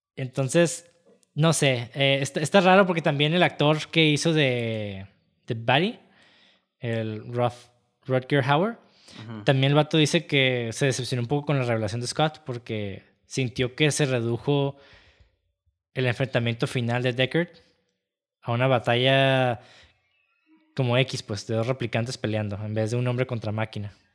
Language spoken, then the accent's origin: Spanish; Mexico; incluso como mexicanos